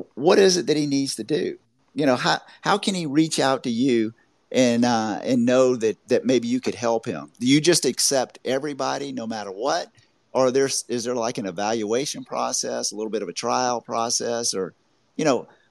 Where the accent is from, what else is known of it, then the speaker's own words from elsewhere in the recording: Augusta, Georgia, United States; I'm from the South too. I'm from Augusta, Georgia.